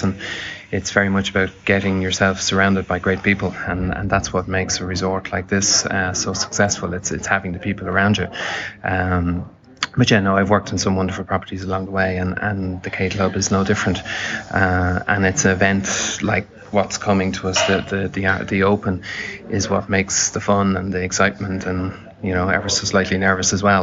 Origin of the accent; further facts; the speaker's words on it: Dublin, Leinster, Ireland; moved away as an adult; I'm from Dublin, and home is home